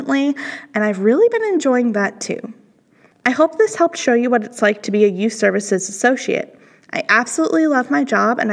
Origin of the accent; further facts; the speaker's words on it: Illinois, United States; moved away; My first job was a shelver at my hometown library in Illinois